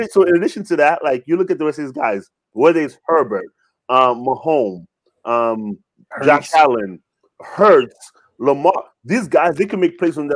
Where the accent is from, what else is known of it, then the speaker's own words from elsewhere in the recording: Canada; I am Canadian.